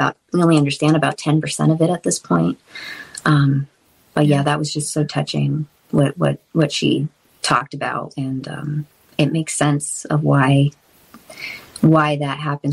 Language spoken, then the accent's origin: English; Massachusetts, United States; I grew up in Massachusetts